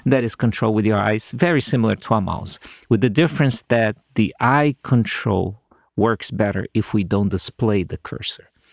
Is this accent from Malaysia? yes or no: no; Brazil; moved away as an adult; now in United States; I went back to my home country. I created a signal processing group at the school there, which was, uh, I was lucky to get fair amounts of funding, so we did lots of cool things. And then one day, some of my colleagues in a company here in the U S call me back in Brazil